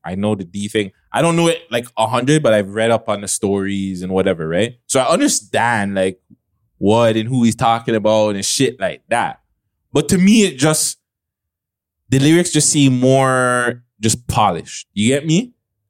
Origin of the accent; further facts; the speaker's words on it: Toronto, Ontario, Canada; I'm Canadian, I'm from Toronto